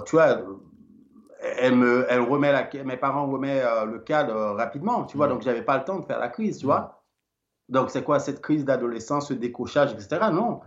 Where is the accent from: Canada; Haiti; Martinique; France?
Haiti; Limbé, Nord; now in Belgium; Je suis né à, à, à Limbé, Limbé, euh, c'est une petite ville et euh, eh ben, euh, du département du Nord